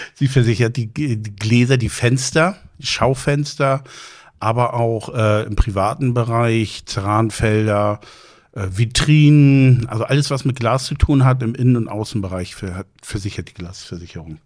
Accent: Plön, Schleswig-Holstein, Germany; moved away as an adult; now in Husum, Germany; Ich bin seit 99 in Husum. Ich bin ursprünglich aus Plön

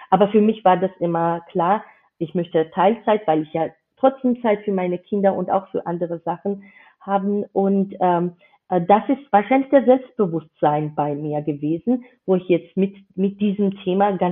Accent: Georgia; German is a second language; now in Germany; dass ich keine Muttersprachlerin bin. Ich komme aus Georgien ursprünglich

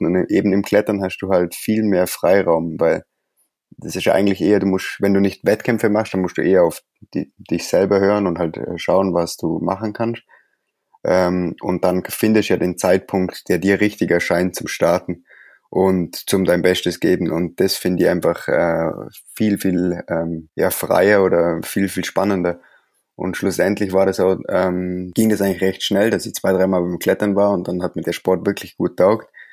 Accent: Allgäu, Bavaria, Germany; also born or lived in near Briançon, France; now in France; ich komme aus dem Allgäu

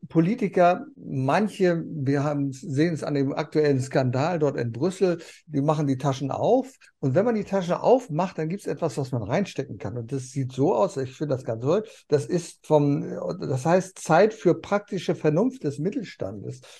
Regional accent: East Frisia, Lower Saxony, Germany; also born or lived in East Germany; ich bin ja gebürtiger aus Friesen.

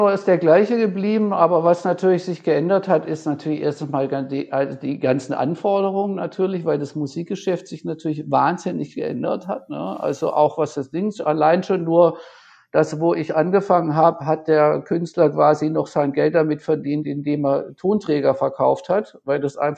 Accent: Tübingen, Baden-Württemberg, Germany; ich habe lange Zeit eine Band gemanagt in, in Tübingen, in der Heimatstadt, in meiner Heimatstadt.

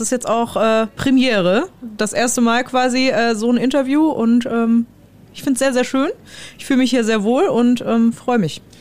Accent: Steißlingen, Baden-Württemberg, Germany; das ist ähm, in meinem Heimatdorf, also in Steißlingen

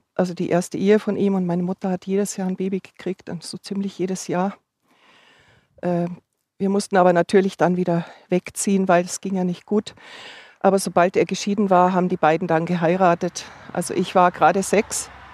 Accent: Upper Bavaria, Germany; moved away as an adult; also born or lived in Munich; now in Augsburg, Germany; ich komme aus Oberbayern

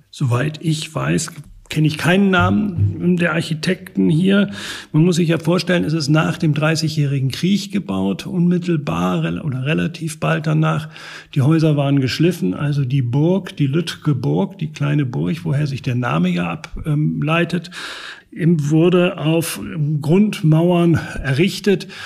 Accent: Northern Germany, Germany; also born or lived in Regensburg; now in Lübeck, Germany; ich bin Norddeutscher durch und durch

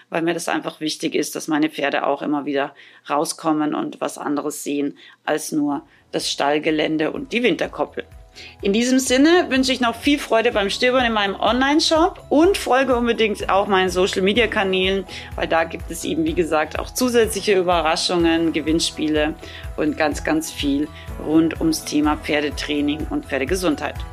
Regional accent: Austria; now in Germany; Ich komme ja ursprünglich aus Österreich und hatte da früher auch keine Halle.

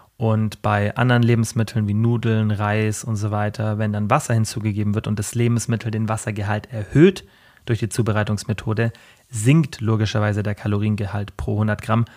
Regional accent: Germany; bei uns in Deutschland

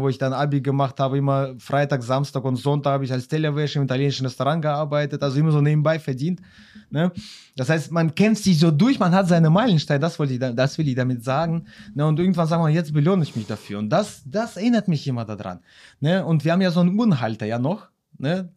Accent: Xanten, North Rhine-Westphalia, Germany; wir kommen aus Xanten

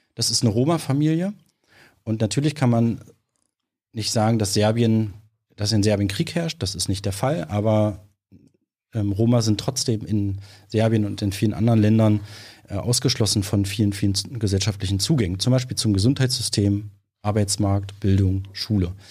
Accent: Halberstadt, Saxony-Anhalt, Germany; also born or lived in Magdeburg; dort in Halberstadt, wo ich herkomme, eine kleine Stadt am Harz

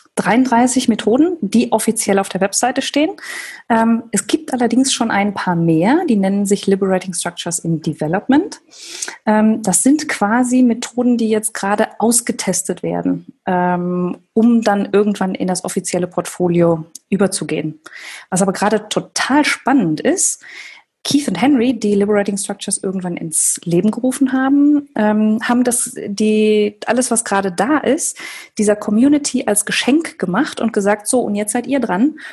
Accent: Germany; als Deutsche

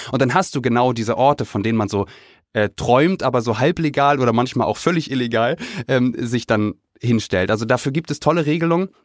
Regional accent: Kiel, Schleswig-Holstein, Germany; ich bin in, in Kiel groß geworden

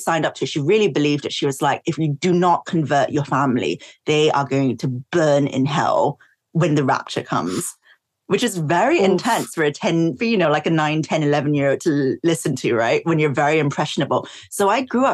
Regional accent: Singapore; also born or lived in East London; now in London, United Kingdom; when I was growing up in Singapore

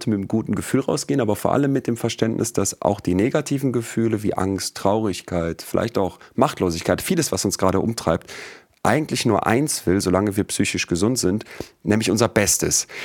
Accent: Solingen, North Rhine-Westphalia, Germany; Ich bin in Solingen groß geworden

